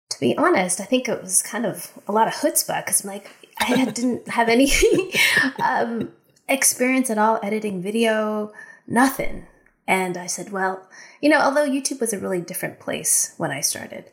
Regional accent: United States; also born or lived in Japan; being American in another country

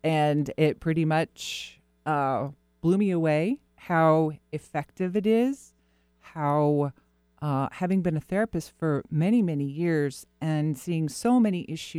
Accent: Florida, United States; born or raised there

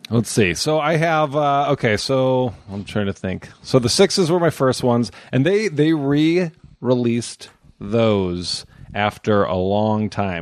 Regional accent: Omaha, Nebraska, United States; I grew up in Omaha, Nebraska

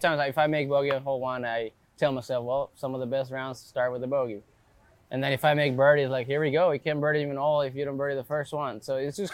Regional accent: Reynosa, Tamaulipas, Mexico; moved away; I grew up in Reynosa, which is a border town with McAllen

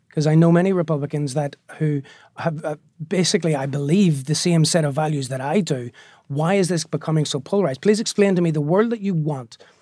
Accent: Belfast, Northern Ireland, United Kingdom; moved away as an adult; also born or lived in New York; the Belfast that I grew up on was a very violent place

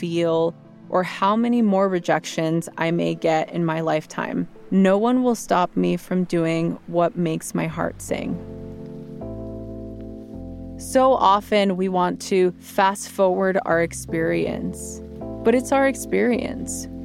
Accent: Los Angeles, California, United States; growing up in East LA and making it out to become a meditation teacher

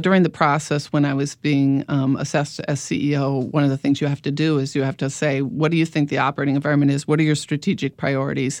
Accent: Midwest, United States; moved away; I'm from the Midwest originally

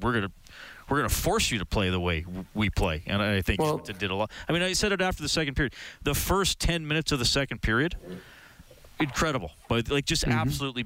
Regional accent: Evansburg, Alberta, Canada; Okay, I grew up in Evansburg.

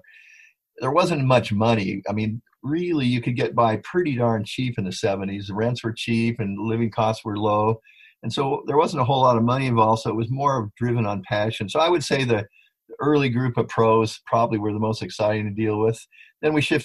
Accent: Hawaii, United States; I grew up here in Hawaii. So being a Haole Hawaiian really helped understand the local psyche

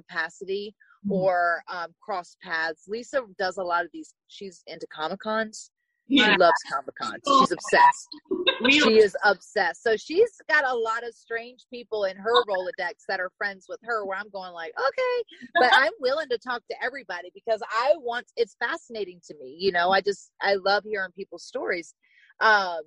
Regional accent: Virginia, United States; I'm from Virginia. So a small town in Virginia. And I grew up riding horses

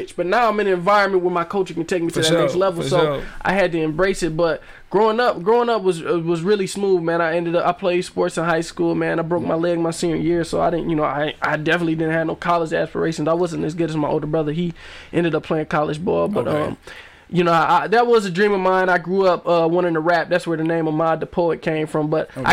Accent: Flint, Michigan, United States; also born or lived in Alabama; I was born in Alabama. Wasn't raised in Alabama. I lived there till I was four. Then we moved to Flint

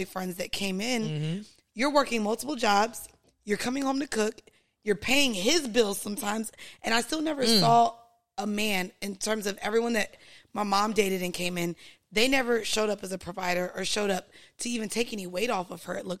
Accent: Florida, United States; I grew up driving in Florida

